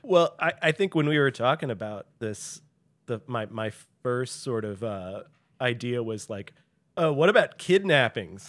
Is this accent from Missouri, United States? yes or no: yes; St. Louis, Missouri, United States; I grew up in Saint Louis